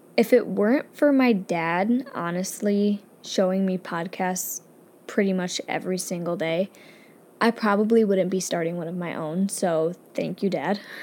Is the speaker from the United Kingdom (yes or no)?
no; upstate New York, United States; I'm just from upstate New York, where pretty much all we have going for us is tomato pie and chicken